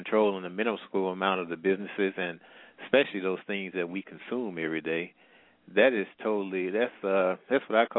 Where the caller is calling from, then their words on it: St. Louis, Missouri, United States; I'm calling from the Midwest.